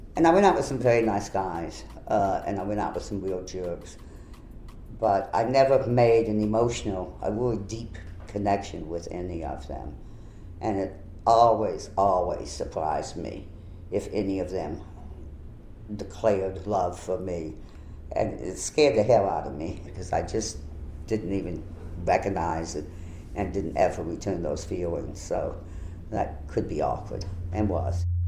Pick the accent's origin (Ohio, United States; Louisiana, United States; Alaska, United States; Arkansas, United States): Louisiana, United States; New Orleans; I was born in 1940, grew up uh, in the New Orleans vicinity. I always say I'm from New Orleans because even though I grew up in Jefferson Parish